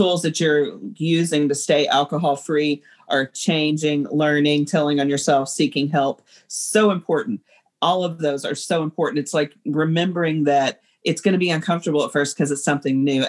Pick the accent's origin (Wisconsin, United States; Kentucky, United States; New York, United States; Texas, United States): Kentucky, United States; now in Illinois, United States; I'm from Kentucky